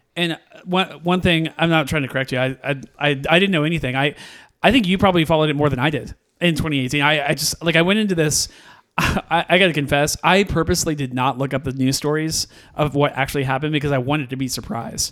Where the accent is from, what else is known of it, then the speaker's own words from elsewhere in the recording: Missouri, United States; we're from Missouri